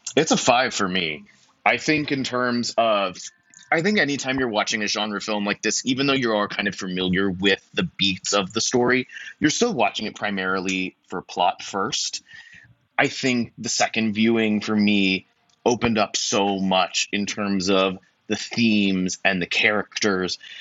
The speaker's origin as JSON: {"language": "English", "country": "United States", "said": "me being an American man"}